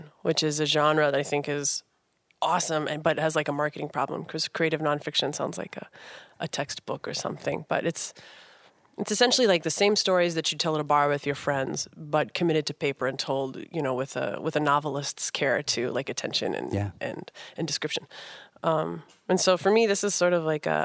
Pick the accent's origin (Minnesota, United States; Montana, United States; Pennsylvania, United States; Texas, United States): Minnesota, United States; I'm just from Minnesota